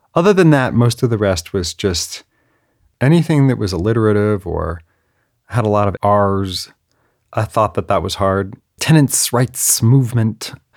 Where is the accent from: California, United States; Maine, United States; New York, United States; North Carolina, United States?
California, United States; the Bay Area; also born or lived in San Diego; I'm from the Bay Area, and I went to U C San Diego in nineteen ninety-five